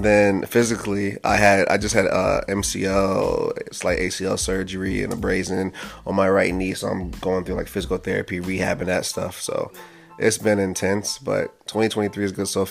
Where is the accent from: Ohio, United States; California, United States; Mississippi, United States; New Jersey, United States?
Ohio, United States; now in Los Angeles, United States; I'm from Ohio